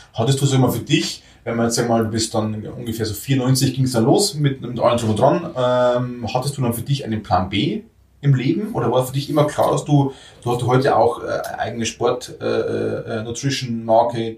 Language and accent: German; Bavaria, Germany; bei uns in Bayern